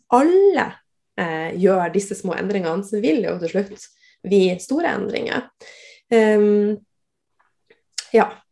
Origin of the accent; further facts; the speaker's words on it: Northern Norway, Norway; jeg er nordlending